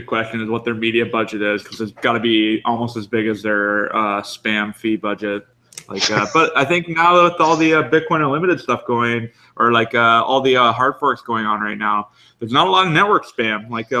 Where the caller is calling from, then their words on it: Vancouver, British Columbia, Canada; But yeah, I'm live calling from Decontrol. It's a meetup space here in Vancouver